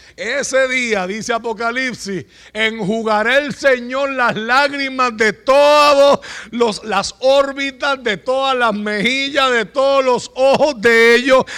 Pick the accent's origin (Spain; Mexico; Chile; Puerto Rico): Puerto Rico; Usted y yo vivimos en Puerto Rico